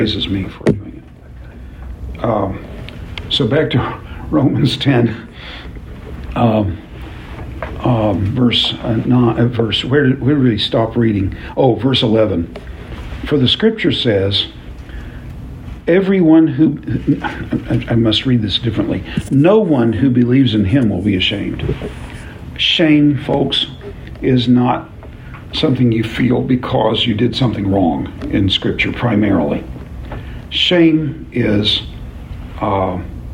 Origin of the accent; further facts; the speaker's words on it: The Village, Oklahoma, United States; I happen to live on Downing Street in Oklahoma City, in the Village. You've never heard of the Village. It's a 2-square-mile city in the middle of Oklahoma City. But I grew up on Downing Street